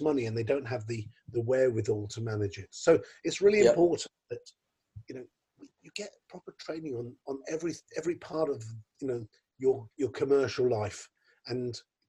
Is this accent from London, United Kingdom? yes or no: yes; London, United Kingdom; I'm from London